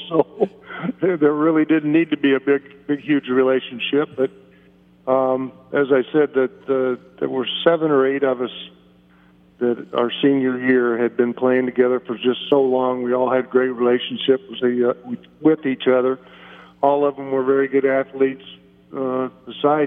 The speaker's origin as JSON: {"language": "English", "town": "Ottawa", "region": "Kansas", "country": "United States", "tie": "born or raised there", "said": "the city of Ottawa, a town that I loved growing up"}